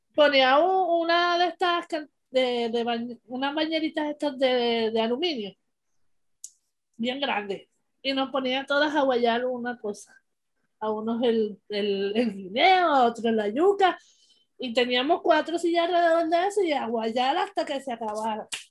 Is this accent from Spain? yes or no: no; Puerto Rico; como buen boricua agradecido